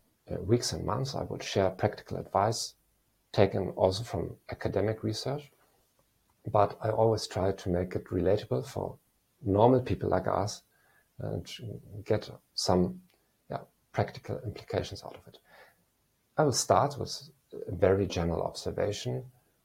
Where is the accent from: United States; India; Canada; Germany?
Germany; moved away as an adult; also born or lived in Eastern Europe; I'm a psychologist from Germany